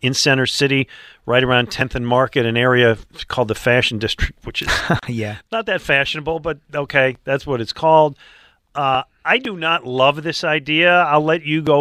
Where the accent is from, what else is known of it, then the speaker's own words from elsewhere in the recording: Buffalo, New York, United States; now in Philadelphia, United States; I was growing up in Buffalo